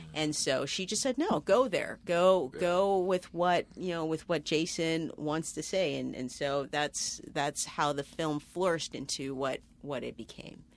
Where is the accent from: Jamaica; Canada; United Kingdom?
Canada; Toronto, Ontario; moved away as an adult; now in New York City, United States; I'm from Toronto.